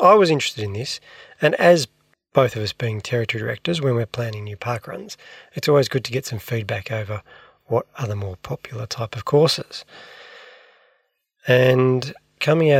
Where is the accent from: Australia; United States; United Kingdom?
Australia; Victoria; I'm from Victoria